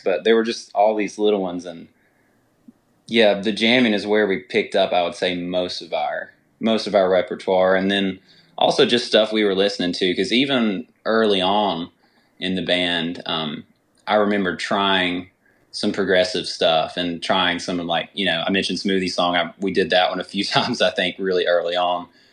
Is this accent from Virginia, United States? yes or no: yes; Galax, Virginia, United States; I actually grew up in, uh, Galax, Virginia